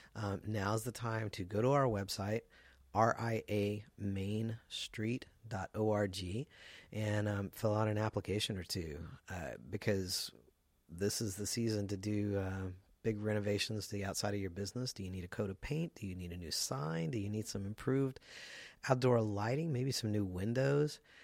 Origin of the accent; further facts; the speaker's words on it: the South, United States; I'm from the South as well